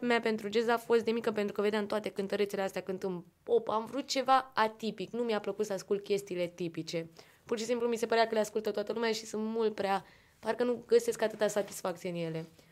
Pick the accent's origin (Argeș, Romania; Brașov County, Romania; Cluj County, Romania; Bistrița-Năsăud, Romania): Argeș, Romania; Pitești; vin din Pitești, de la Liceul de Arte din Ulipati